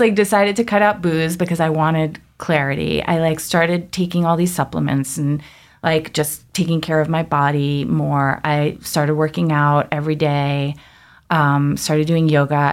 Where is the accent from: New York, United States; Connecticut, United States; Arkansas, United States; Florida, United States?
New York, United States; Long Island; I grew up in Long Island